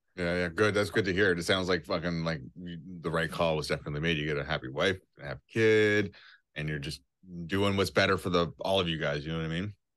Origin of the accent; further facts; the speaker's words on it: Cape Breton, Nova Scotia, Canada; now in Toronto, Canada; I'm from an island of Nova Scotia called Cape Breton.